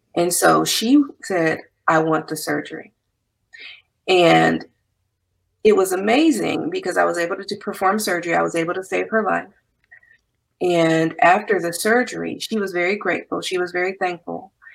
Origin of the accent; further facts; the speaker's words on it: Compton, California, United States; also born or lived in Nashville, Tennessee / Santa Barbara, California / Ventura County, California; I'm originally from Compton, California.